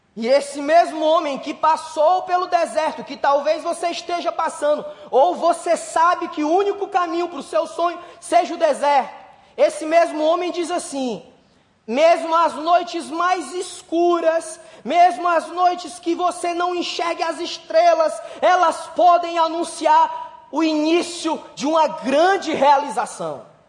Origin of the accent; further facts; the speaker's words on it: Brazil; a gente é brasileiro